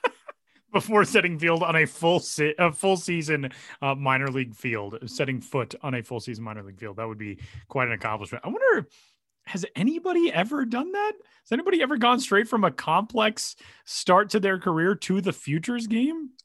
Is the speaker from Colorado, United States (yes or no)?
yes; Denver, Colorado, United States; my hometown and the place where I am currently sitting in Denver, Colorado